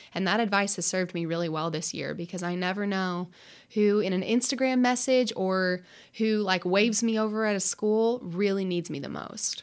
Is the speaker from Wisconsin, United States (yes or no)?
no; Lexington, Kentucky, United States; I grew up in Lexington